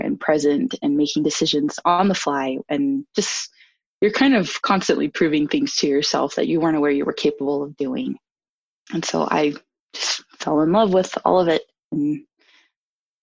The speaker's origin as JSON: {"language": "English", "town": "Logan", "region": "Utah", "country": "United States", "tie": "born or raised there", "lives_now": "Salt Lake City, United States", "said": "I grew up in Logan, Utah, really small town"}